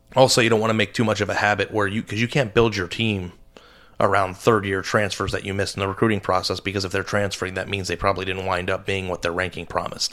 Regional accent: Arizona, United States; moved away; I grew up and lived in Arizona my whole life

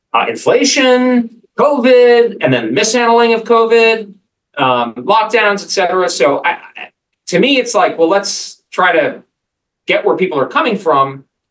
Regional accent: United States; albeit as an American

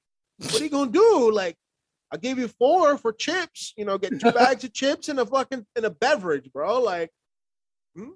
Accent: Miami, Florida, United States; now in Austin, United States; I grew up in Miami

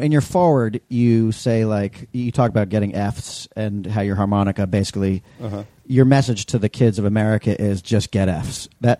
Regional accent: New York City, New York, United States; growing up in New York City

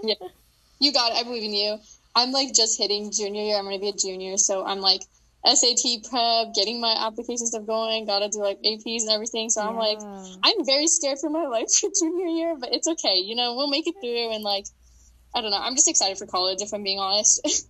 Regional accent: Idaho, United States; also born or lived in New York; I was born in New York and I live mainly in Idaho for the majority of my life.

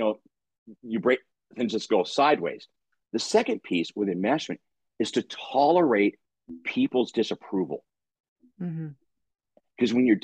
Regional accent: La Crescenta, California, United States; we grew up in La Crescenta, which is out in, you know, San Fernando Valley

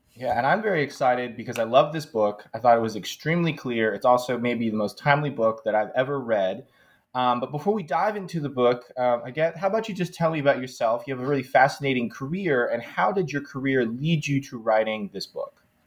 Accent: United States; as an American

